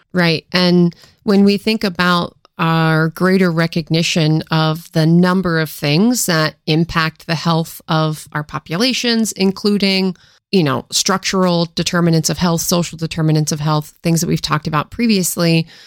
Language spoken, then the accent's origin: English; Washington, United States; moved away; also born or lived in Philadelphia; I grew up in Washington State